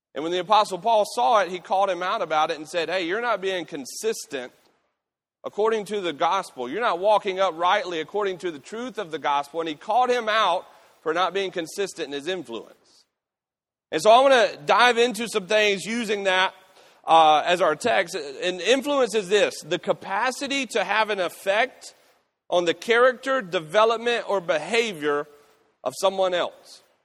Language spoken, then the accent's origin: English; United States; I'm a Christian before I'm an American